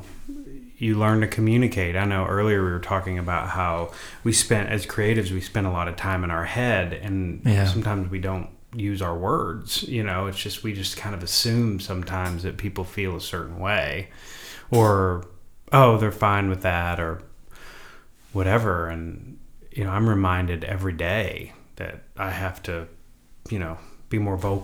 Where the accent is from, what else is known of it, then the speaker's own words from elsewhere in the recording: Oklahoma, United States; moved away as an adult; now in Los Angeles, United States; I was raised in a small oil town of about 7,500 people, I think, 8,000 people today